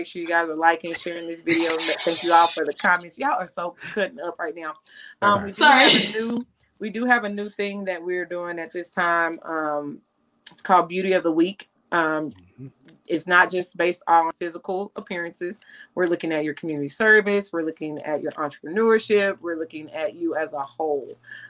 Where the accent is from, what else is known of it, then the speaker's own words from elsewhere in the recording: Cedar Hills, Texas, United States; I'm from Cedar Hills.